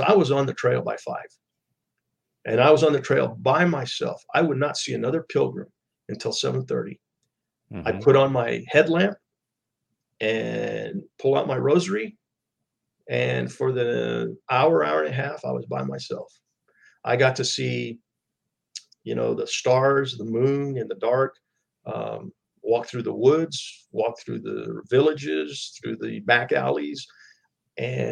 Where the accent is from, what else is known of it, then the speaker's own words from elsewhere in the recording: El Paso, Texas, United States; I'm from El Paso, Texas